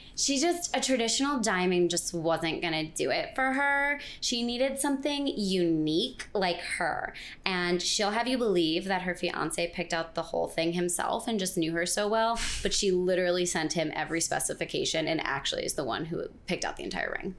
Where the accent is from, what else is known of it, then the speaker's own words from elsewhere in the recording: Connecticut, United States; moved away as an adult; also born or lived in Vermont; now in New York, United States; growing up in Connecticut